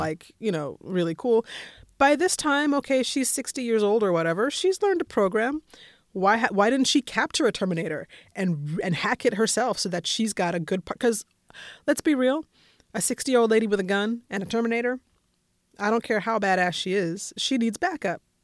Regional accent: Colorado, United States; I grew up in Colorado

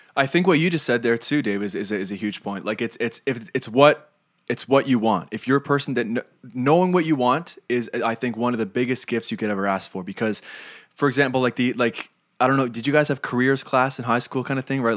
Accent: Canada

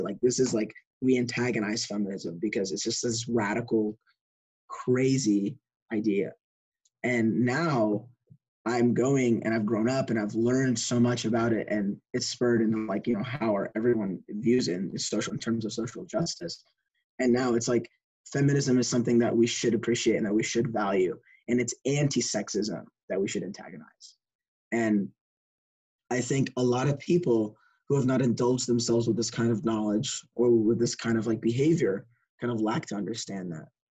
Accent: Lubbock, Texas, United States; I was born in Lubbock, and I also grew up in Lubbock with Fawaz

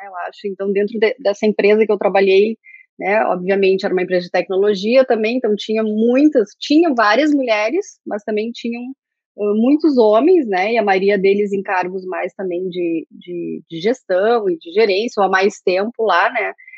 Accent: interior of Rio Grande do Sul, Brazil; moved away; also born or lived in Pelotas; eu sou do interior do Rio Grande do Sul

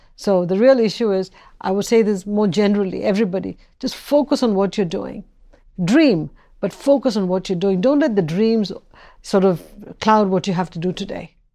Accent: Chennai, Tamil Nadu, India; moved away as an adult; now in United States; where I grew up, especially in the south of India and Madras

